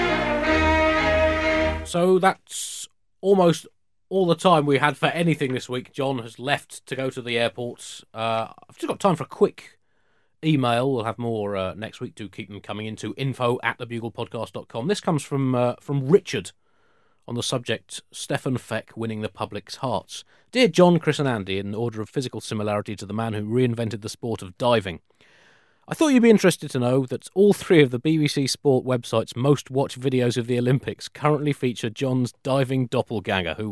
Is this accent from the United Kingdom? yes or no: yes; United Kingdom; as British consumers